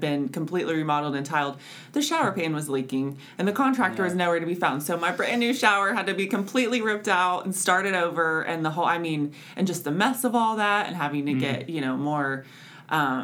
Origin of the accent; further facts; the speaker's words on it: Oklahoma City, Oklahoma, United States; moved away as an adult; I'm from Oklahoma City, and I remember being a little girl. My mom was a real estate agent, and she would take me around to all of her showings